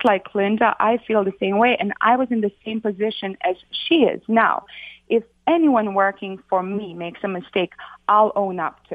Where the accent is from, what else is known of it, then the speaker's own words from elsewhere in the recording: Sarajevo, Federation of Bosnia and Herzegovina, Bosnia & Herzegovina; also born or lived in New York / Florida; now in United States; I came from Sarajevo, Bosnia. I lived through the war over there